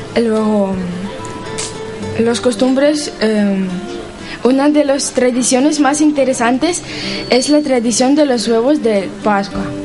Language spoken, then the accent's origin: Spanish; Ukraine; now in Pamplona, Spain; vengo de Ucrania